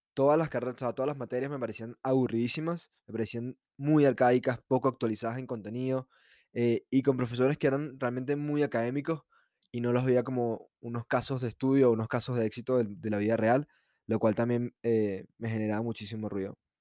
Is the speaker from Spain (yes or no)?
no; San Antonio de los Altos, Miranda, Venezuela; also born or lived in Caracas, Venezuela; nací en Caracas, pero viví en una ciudad llamada San Antonio de los Altos, que queda ubicada a 45 minutos de la capital. Crecí con una vida muy, muy tranquila